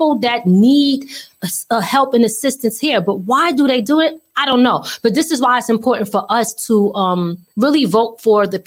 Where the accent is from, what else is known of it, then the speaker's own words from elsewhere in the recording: Philadelphia, Pennsylvania, United States; moved away; I'm originally from Philly